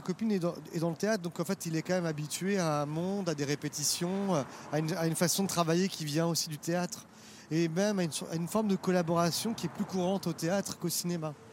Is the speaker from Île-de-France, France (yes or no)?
yes; Paris, Île-de-France, France; moi je suis parisien